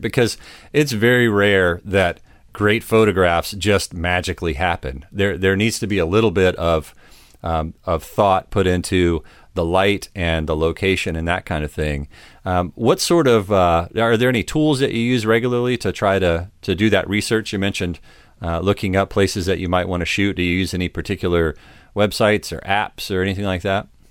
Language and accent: English; United States; I'm from the United States